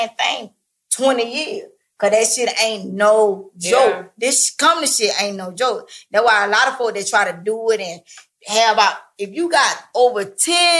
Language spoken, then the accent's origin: English; Atlanta, Georgia, United States; I'm from Atlanta, born and raised.